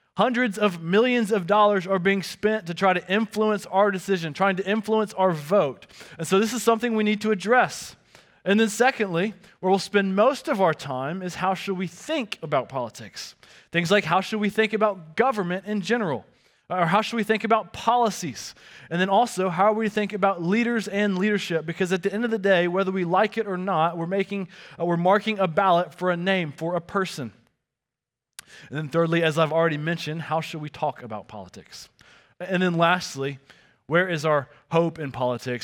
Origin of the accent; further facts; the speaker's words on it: the South, United States; growing up in the South